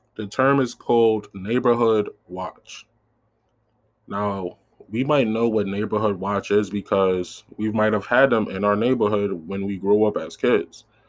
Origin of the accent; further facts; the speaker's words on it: New York City, New York, United States; I'm from South Side Jamaica, Queens